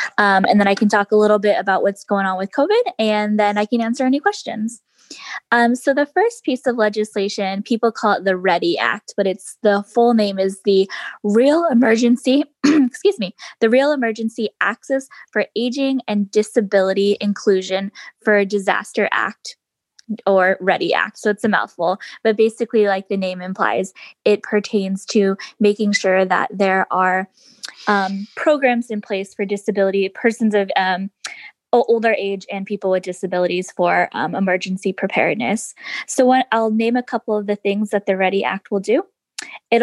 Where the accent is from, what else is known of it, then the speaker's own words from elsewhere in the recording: Rockville, Maryland, United States; from Rockville, Maryland.